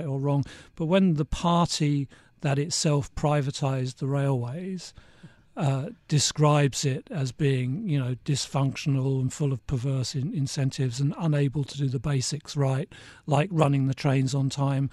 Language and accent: English; United Kingdom; moved away as an adult; also born or lived in Asia / Hong Kong; I'm British, but I haven't lived here for a long time. I moved back last September after more than 30 years in Asia